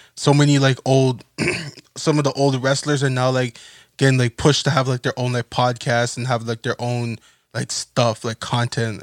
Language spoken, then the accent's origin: English; Toronto, Ontario, Canada; we're from Toronto